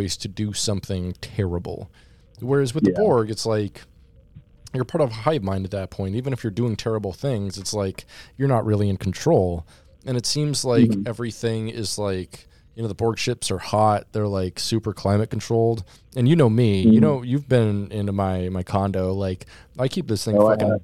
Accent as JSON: {"language": "English", "region": "Alaska", "country": "United States", "tie": "born or raised there", "said": "I was born in Alaska"}